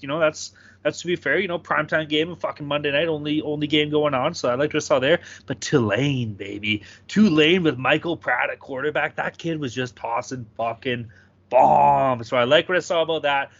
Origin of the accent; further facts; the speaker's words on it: Canada; as a Canadian